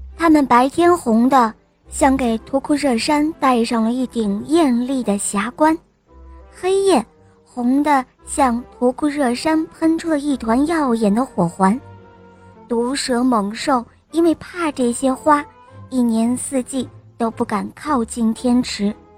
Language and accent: Chinese; Nanjing, Jiangsu, China; 今年五岁了，我来自南京